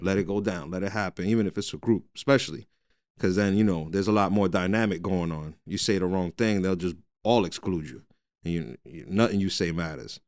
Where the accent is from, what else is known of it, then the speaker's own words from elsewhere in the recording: Jersey City, New Jersey, United States; I'm born and raised in Jersey City